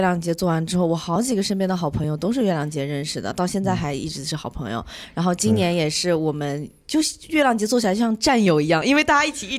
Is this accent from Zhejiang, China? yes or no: yes; Ningbo, Zhejiang, China; now in New Zealand; 我是浙江宁波的